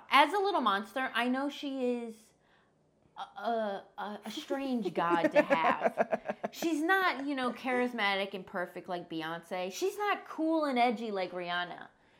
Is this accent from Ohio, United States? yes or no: yes; Ohio, United States; I'm from Ohio.